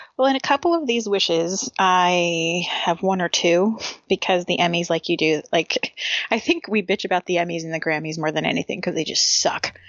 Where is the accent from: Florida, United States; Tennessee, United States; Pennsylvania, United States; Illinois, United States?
Pennsylvania, United States; near Scranton; Very, very close to my hometown